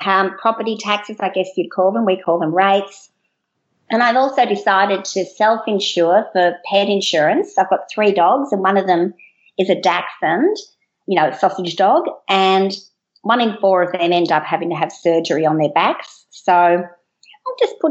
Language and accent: English; Melbourne, Victoria, Australia; I'm from Australia, down at the bottom part in Melbourne